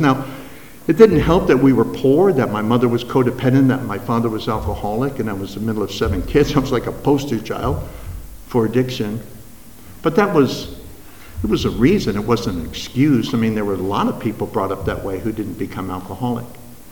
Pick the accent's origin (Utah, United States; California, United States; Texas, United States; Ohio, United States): California, United States; Los Angeles; moved away as an adult; also born or lived in Las Vegas, Nevada / Fullerton, California; I was brought up in Southern California, 3rd and Hill, if you're familiar with Los Angeles, right 5 blocks from Skid Row, lived on Bunker Hill